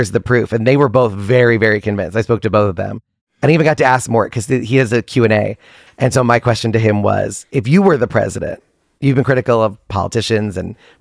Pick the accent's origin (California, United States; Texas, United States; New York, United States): New York, United States; also born or lived in Boston; From New York. So born and raised in New York, went to school in Boston